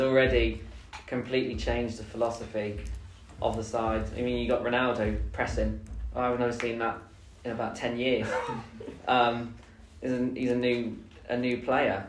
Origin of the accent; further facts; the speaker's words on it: Leicester, East Midlands, United Kingdom; I'm from Leicester.